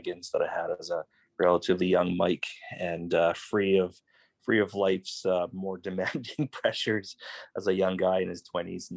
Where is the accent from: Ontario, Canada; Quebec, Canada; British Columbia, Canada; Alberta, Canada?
British Columbia, Canada; Victoria; I grew up in VicWest, which is really close to downtown